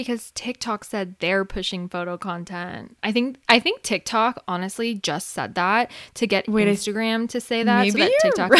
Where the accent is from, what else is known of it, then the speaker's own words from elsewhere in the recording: San Diego, California, United States; We're from San Diego.